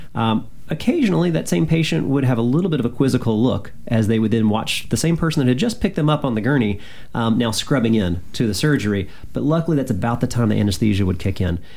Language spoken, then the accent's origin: English; Birmingham, Alabama, United States; moved away as an adult; now in Washington, D.C., United States; have lived in D.C. now for a majority of my life, but I'm originally from Alabama uh, and uh, from Birmingham.